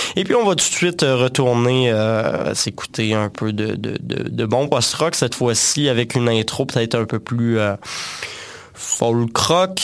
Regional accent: Quebec, Canada; chez nous au Québec

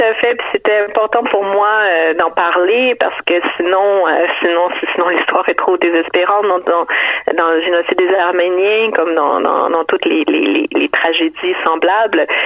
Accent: Montreal, Quebec, Canada; je suis née à Montréal, j'ai grandi ici

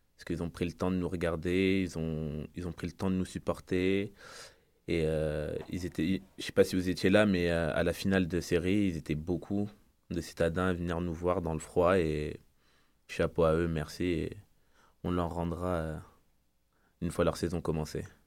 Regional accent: France; moved away as an adult; je viens de France

